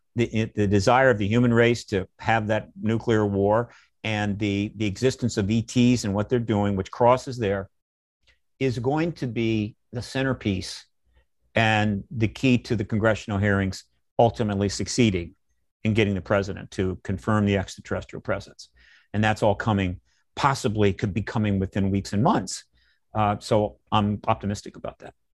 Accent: United States; I'm an American

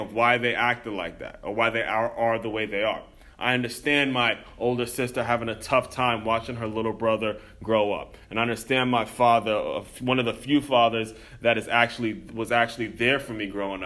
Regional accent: Silver Spring, Maryland, United States; moved away as an adult; also born or lived in Florida; growing up in Silver Spring, Maryland, right on the outskirts

